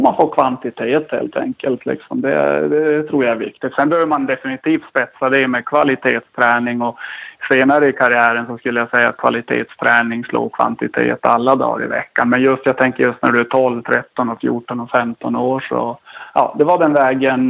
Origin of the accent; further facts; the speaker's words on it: Kalix, Norrbotten County, Sweden; accent: Norrland; now in Stockholm, Sweden; En gång norrlänning, framförallt Kalixbo